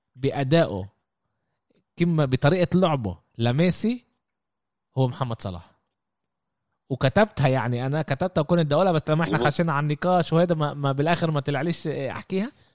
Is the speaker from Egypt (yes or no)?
no; Jaffa, Tel Aviv District, Israel; عندنا بيافا